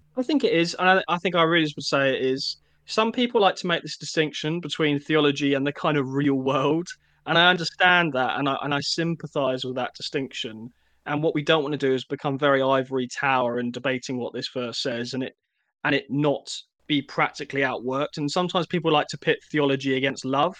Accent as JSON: {"language": "English", "town": "Eastbourne", "region": "South East England", "country": "United Kingdom", "tie": "born or raised there", "said": "I grew up in Eastbourne"}